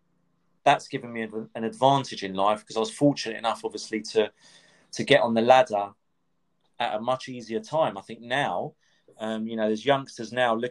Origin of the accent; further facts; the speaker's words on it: London, United Kingdom; also born or lived in Cyprus; Growing up in North London, I suppose went to school in North London